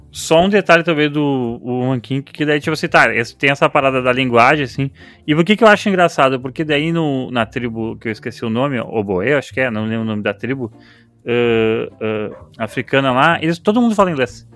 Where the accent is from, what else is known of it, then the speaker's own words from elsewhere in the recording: Brazil; a gente é brasileiro